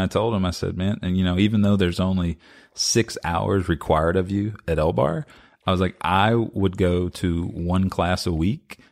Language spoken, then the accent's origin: English; Lexington, Kentucky, United States; I've born and raised in Lexington